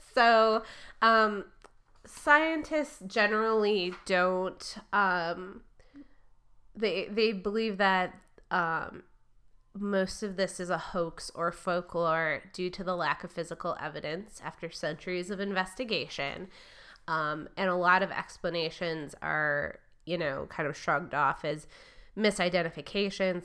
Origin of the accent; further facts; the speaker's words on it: Michigan, United States; moved away; where I grew up in Michigan